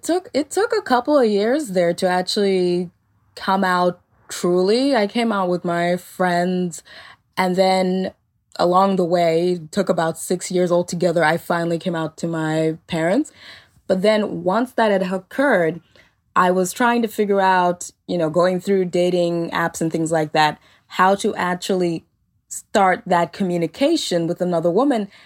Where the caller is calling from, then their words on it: Melbourne, Victoria, Australia; I'm calling from Melbourne, Australia